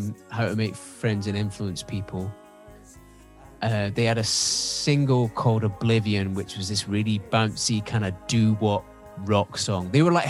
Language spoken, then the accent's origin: English; Scotland, United Kingdom; Yeah, pretty much.